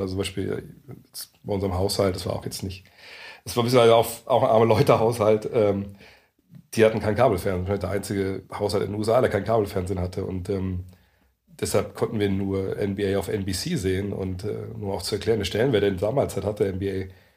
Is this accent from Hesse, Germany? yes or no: no; Lower Saxony, Germany; moved away; also born or lived in Frankfurt; als Niedersachse und, und äh, Sohn eines, eines Elektrikers und einer, einer Hausfrau